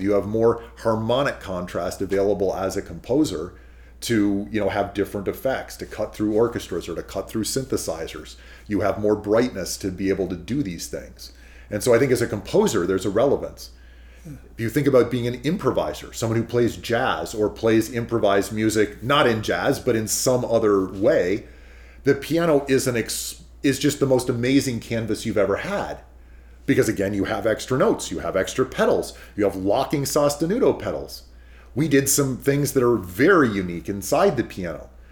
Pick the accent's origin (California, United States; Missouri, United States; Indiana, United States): California, United States; I'm from California, um, we have redwoods very near to our house.